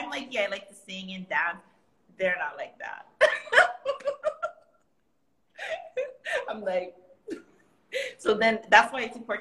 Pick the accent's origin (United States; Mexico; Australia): United States; Kauai, Hawaii; first language Hawaiian Pidgin; English is a second language; now in Oahu, United States; I'm from Kauai